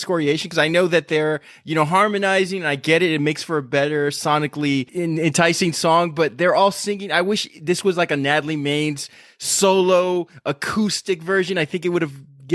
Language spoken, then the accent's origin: English; Texas, United States; we're from Texas.